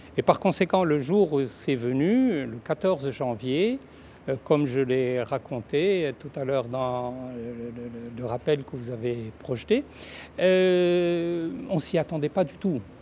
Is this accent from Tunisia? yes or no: yes; Tunisia; je suis tunisien